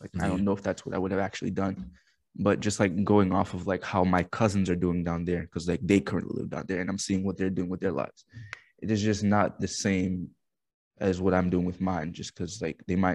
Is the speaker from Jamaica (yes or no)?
yes; Spanish Town, Saint Catherine, Jamaica; also born or lived in United States / Montego Bay, Jamaica / Kingston, Jamaica; now in Hartford, United States; I mainly stayed in like Spanish Town. Like, that was like my realm of like area. So I grew up around that area.